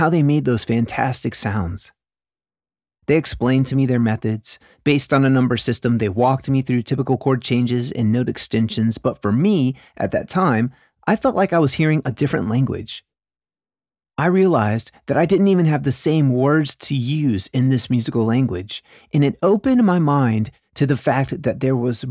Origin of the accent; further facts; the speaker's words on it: the South, United States; At a Southern Baptist church in the South during the 90s